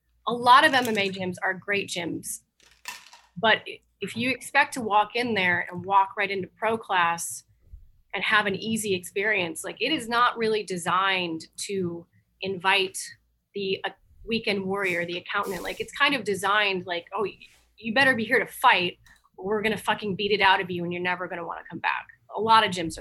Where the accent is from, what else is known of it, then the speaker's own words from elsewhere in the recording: Overland Park, Kansas, United States; I grew up in Overland Park.